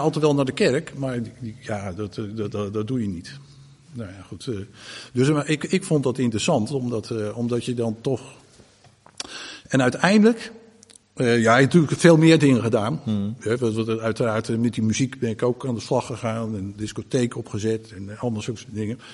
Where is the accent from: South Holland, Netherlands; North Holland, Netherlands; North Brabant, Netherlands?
South Holland, Netherlands; Groot-Ammers; toen ben ik dus opgegroeid in Groot Ammers